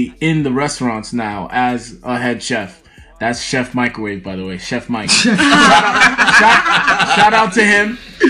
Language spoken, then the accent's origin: English; United Kingdom; I'm British.